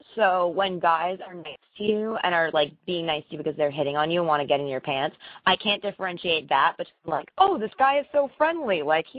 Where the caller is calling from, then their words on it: Boston, Massachusetts, United States; I'm from Boston.